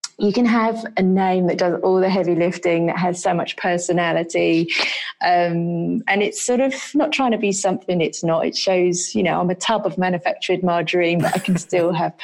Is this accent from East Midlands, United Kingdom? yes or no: no; London, United Kingdom; moved away; I grew up in London